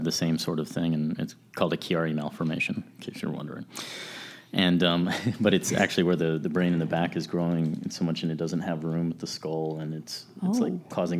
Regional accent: San Antonio, Texas, United States; also born or lived in Arizona / Columbus, Georgia; we grew up in San Antonio, Texas, spent a little time in Arizona at Fort Huachuca

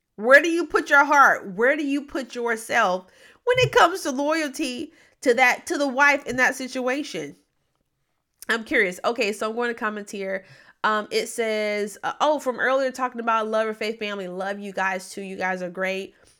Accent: Memphis, Tennessee, United States; moved away; I grew up mainly in Memphis, Tennessee, but I've lived a lot of places.

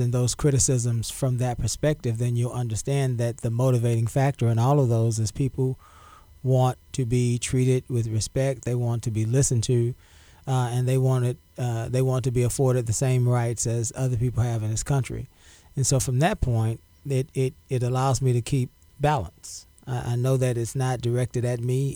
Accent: Galveston, Texas, United States; also born or lived in La Marque, Texas; I was born on Galveston Island. I grew up in public housing

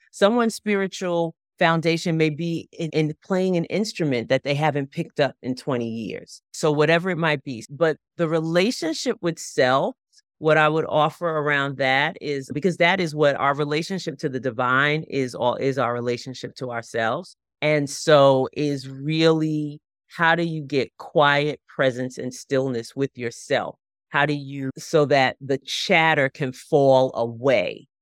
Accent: Long Island, New York, United States; moved away; also born or lived in Chesapeake Bay area; I grew up on Long Island, right, so all, I grew up ten, fifteen minutes from the beach, that was my whole life.

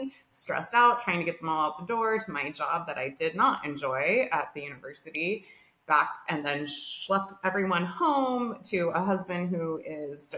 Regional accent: Arizona, United States; moved away as an adult; We grew up in Arizona.

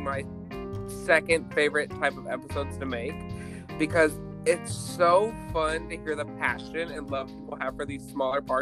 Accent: the South, United States; I grew up in the South

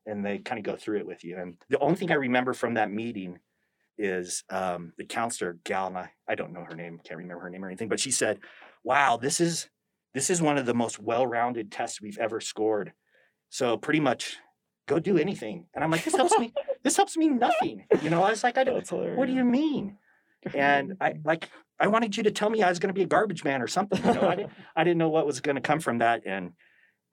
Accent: Southern California, United States; moved away; also born or lived in Provo / New York; I grew up in Southern California.

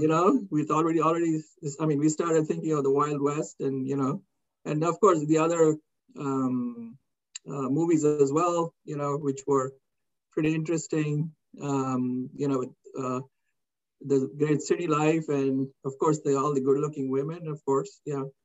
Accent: India; moved away as an adult; now in United States; growing up in India in the 60s

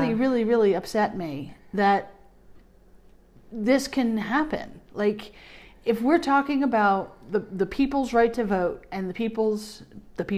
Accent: United States; as American people

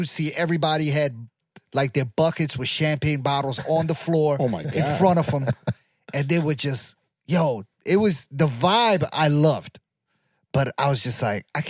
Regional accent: Baltimore, Maryland, United States; I'm from Baltimore

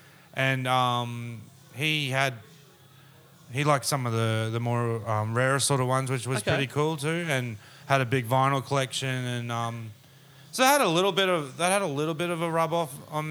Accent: Brisbane, Queensland, Australia; I'm originally from Brisbane, lived there a big chunk of my life

